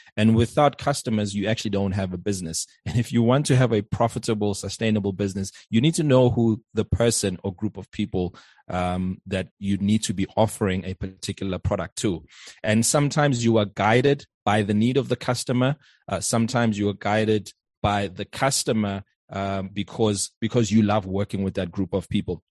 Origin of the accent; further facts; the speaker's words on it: South Africa; also born or lived in Johannesburg; born and bred in South Africa. I live in Johannesburg